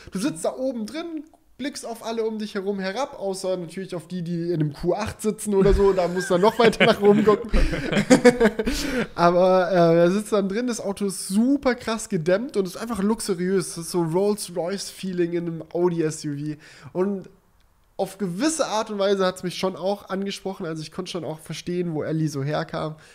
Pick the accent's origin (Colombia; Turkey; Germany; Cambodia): Germany; Böblingen, Baden-Württemberg; Ja, weil es gibt bei uns in Böblingen, wo ich herkomme, wir haben eine Panzerkaserne